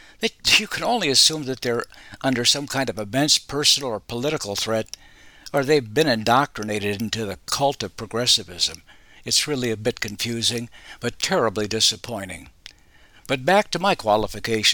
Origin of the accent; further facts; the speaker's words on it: Arizona, United States; moved away as an adult; also born or lived in Chicago; While I grew up in Barry Goldwater's Arizona and graduated from the University of Arizona